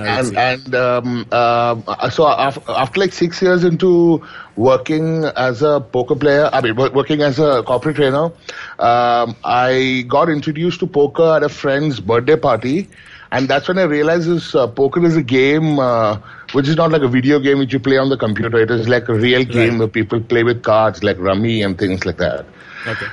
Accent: Kochi, Kerala, India; I come from Kerala. So and and in Kochi or basically down south, we are uh, against anything to do with cards.

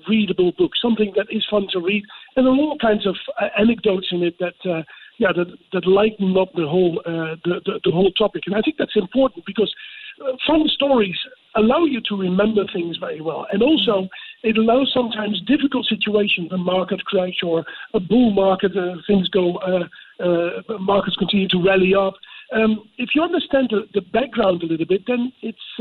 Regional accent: Amsterdam, North Holland, Netherlands; in Amsterdam, my hometown as well

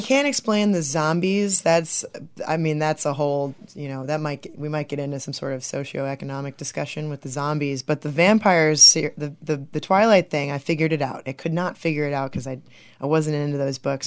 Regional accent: Bridgman, Michigan, United States; also born or lived in St. Joseph, Michigan / Maryland / Chicago, Illinois; I'm originally from Bridgman, Michigan

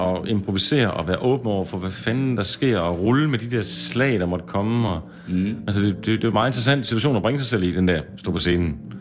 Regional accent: Skanderborg, Central Denmark Region, Denmark; moved away as an adult; also born or lived in Aarhus / Copenhagen; Blev bare hjemme i Skanderborg

